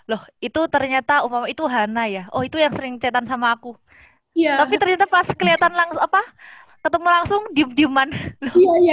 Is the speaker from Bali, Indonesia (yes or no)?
no; Surabaya, East Java, Indonesia; sebenarnya aku asli Surabaya tapi kan aku sekolahnya dari SD sama sampai SMA kan di desa jadi di sekarang sekarang pun masih di desa